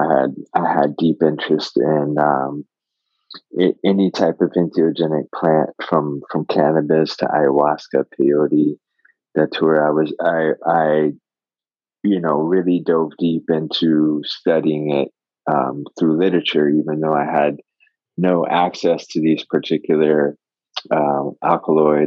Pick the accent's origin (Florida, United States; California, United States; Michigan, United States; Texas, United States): Florida, United States; I grew up in Florida.